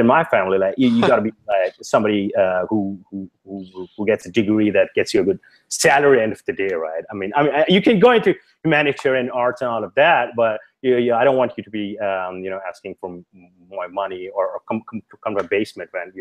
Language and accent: English; India; moved away as an adult; I grew up in India